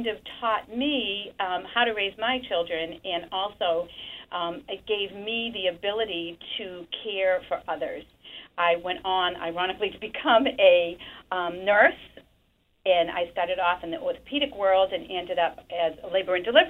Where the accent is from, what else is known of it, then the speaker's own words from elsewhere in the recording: Salem, Massachusetts, United States; when I was a little girl, I grew up in Castle Hill in Salem